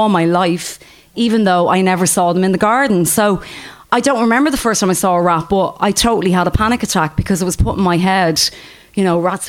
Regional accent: Dublin, Leinster, Ireland; also born or lived in New York; I grew up in Finglas, and where I grew up in Finglas, there was a park, Popinjay Park, behind my house

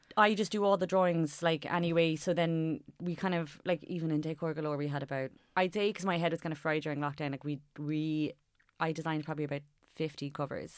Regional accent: Cork, Munster, Ireland; I'm from Cork

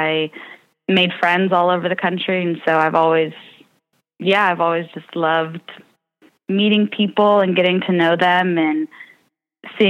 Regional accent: Walnut Creek, California, United States; I'm from Walnut Creek, California

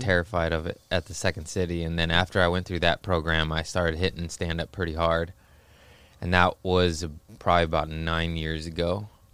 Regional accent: Los Angeles, California, United States; also born or lived in Torrance / Harbor City / Lomita; Los Angeles, born and raised

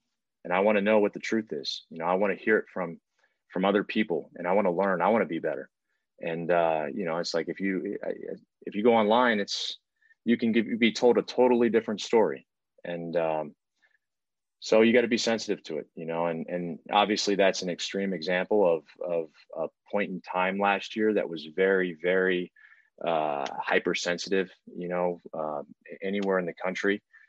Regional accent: Houston, Texas, United States; also born or lived in Italy; being in Houston, you know, my entire life. I've played sports. I was born overseas in Italy.

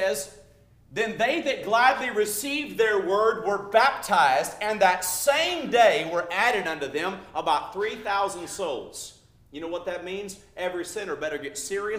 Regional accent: Louisiana, United States; now in California, United States; my home state of Louisiana

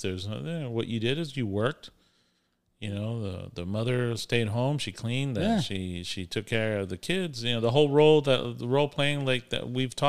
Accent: Florida, United States; We're from Florida.

